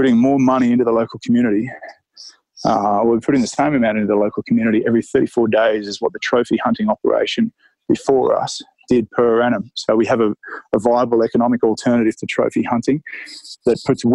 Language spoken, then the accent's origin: English; Australia; I'm an Aussie